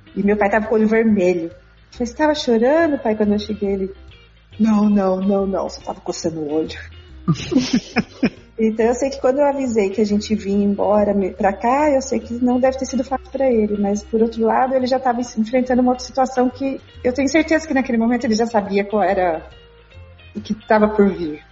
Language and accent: Portuguese; Aparecida, São Paulo, Brazil; moved away as an adult; eu morava no interior de São Paulo, sou de Aparecida